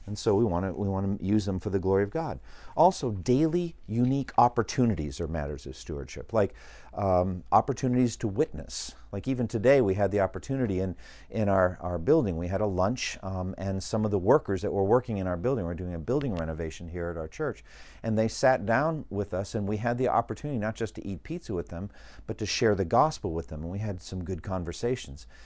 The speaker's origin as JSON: {"language": "English", "country": "United States", "said": "as an American citizen."}